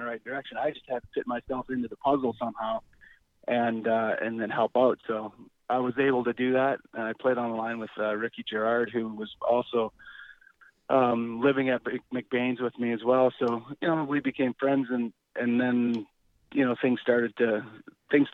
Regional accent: Canada; being a Canadian boy

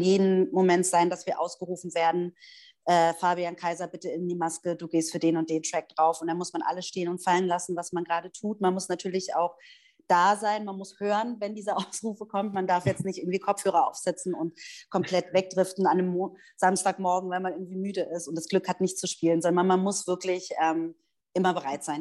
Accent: Berlin, Germany; moved away as an adult; now in Stuttgart, Germany; geboren und aufgewachsen in Berlin, lebe jetzt aber bereits seit acht Jahren in Stuttgart

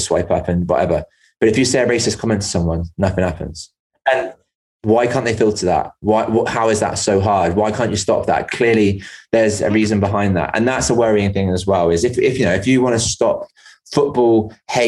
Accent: England, United Kingdom; also born or lived in Bristol; now in Northern Ireland, United Kingdom; When I go back to England, as much as I'm English

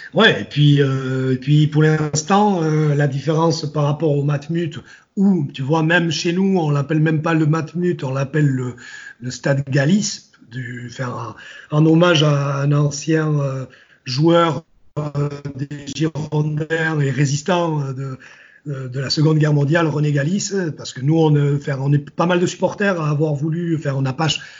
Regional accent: Basque Country, Nouvelle-Aquitaine, France; je suis du Pays Basque, j'habite je, à 200 bornes de, Bordeaux. Ben, quand tu quand habites, quand habites au Pays Basque dans les années 80

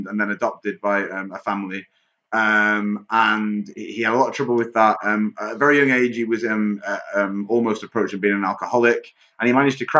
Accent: the north of England, United Kingdom; also born or lived in Manchester; I'm certainly not Irish. I'm Northern English

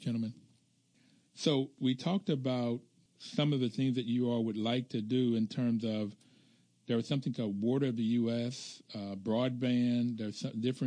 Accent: Bluefield, West Virginia, United States; now in Washington, D.C., United States; growing up in Bluefield, West Virginia, we were considered wealthy in that we had indoor electricity and indoor plumbing

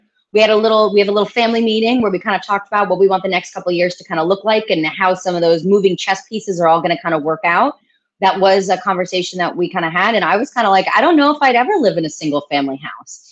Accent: United States; if I had applied as an American

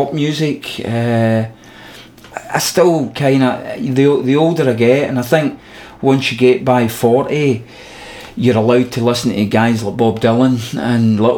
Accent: Glasgow, Scotland, United Kingdom; we're from Glasgow

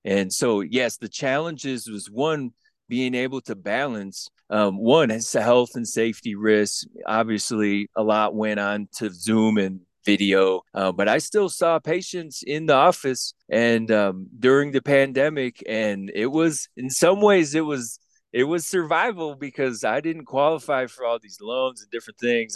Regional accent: Grand Rapids, Michigan, United States; now in Denver, United States; Originally from a little place in Michigan, but I'm in the Mile High City, Denver, Colorado

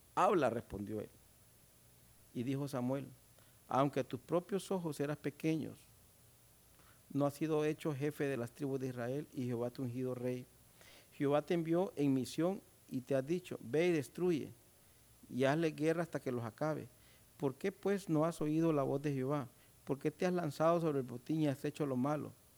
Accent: Honduras

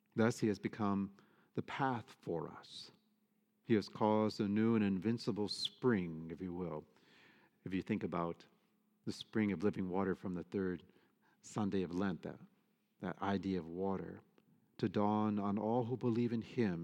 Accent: Michigan, United States; moved away; I'm from Michigan. I grew up in the Midwest

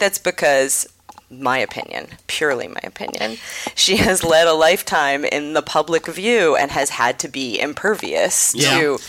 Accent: Wrentham, Massachusetts, United States; also born or lived in Rochester, New York; I was born in Rochester, New York. I was raised in Wrentham, Massachusetts. That's Wrentham with a W-R-E-N.

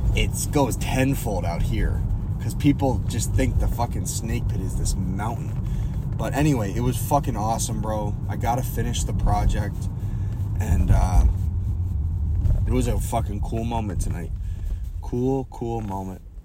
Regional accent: Boston, Massachusetts, United States; moved away; my hometown

